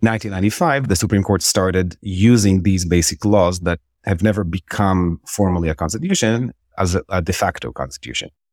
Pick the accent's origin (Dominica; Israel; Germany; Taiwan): Israel; moved away as an adult; also born or lived in Jerusalem; now in New York, United States; I'm born and raised Israeli. Uh, I was born in Jerusalem, and I grew up in Israel